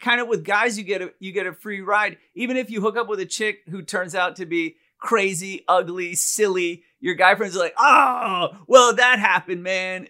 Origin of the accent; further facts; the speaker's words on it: India; moved away; growing up in India